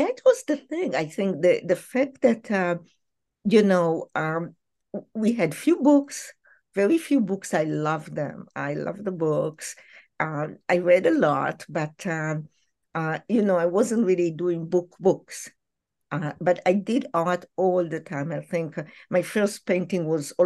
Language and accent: English; Israel; moved away; I grew up in Israel